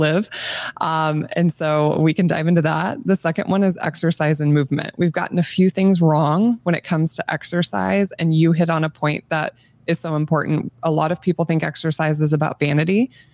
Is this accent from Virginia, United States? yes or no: no; Nebraska, United States; I grew up in Nebraska, born and raised in the state